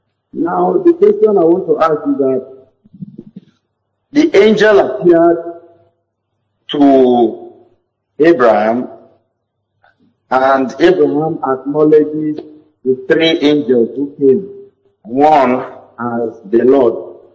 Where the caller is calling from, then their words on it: Bayelsa, Nigeria; I'm calling from Bayelsa.